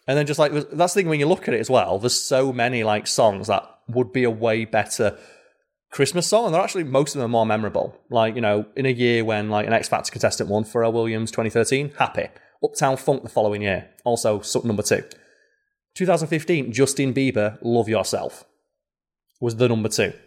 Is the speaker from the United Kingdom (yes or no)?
yes; United Kingdom; I'm a British man with hair.